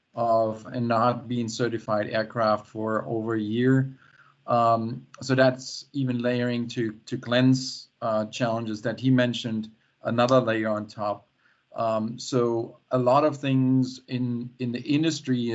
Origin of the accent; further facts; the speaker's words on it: near Stuttgart, Baden-Württemberg, Germany; now in Seattle, United States; I'm right now in Germany, in my hometown that I grew up with, and close to the Black Forest, close to Stuttgart